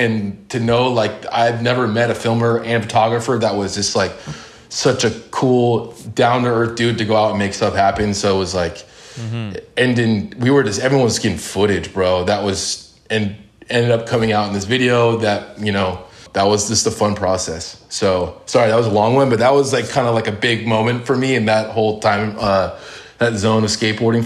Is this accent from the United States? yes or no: yes; Laguna Hills, California, United States; I grew up in Laguna Hills, California, which is, you know, right kind of the center of Orange County